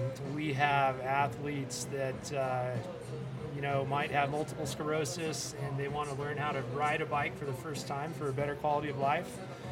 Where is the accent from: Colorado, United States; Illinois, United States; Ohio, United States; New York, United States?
Colorado, United States; growing up here in Colorado, even though there's a million cyclists, it's a pretty close-knit community.